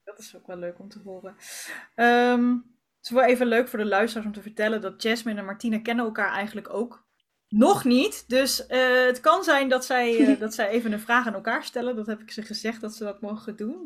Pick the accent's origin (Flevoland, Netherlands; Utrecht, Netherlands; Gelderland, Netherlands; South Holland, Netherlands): Gelderland, Netherlands; Arnhem; ik kom uit Arnhem, dus ik zit altijd aan de andere kant van Nederland